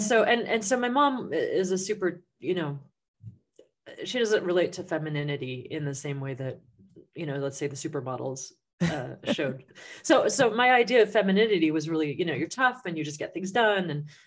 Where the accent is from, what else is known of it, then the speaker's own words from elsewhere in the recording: San Francisco, California, United States; born there; Oh, sure. Yeah. I was born in San Francisco. My parents are both left-wing bohemians.